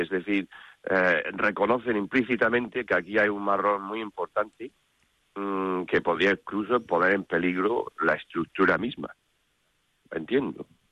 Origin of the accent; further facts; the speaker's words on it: United Kingdom; Spanish is a second language; now in Spain; soy británico aquí